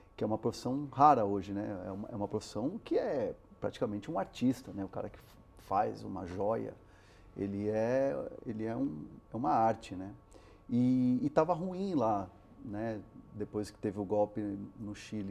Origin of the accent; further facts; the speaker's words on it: São Paulo, Brazil; first language Spanish; Portuguese is a second language; eu sou brasileiro também por acidente, porque eu nasci, eu, a, primeira, a primeira língua que eu aprendi em casa foi o castelhano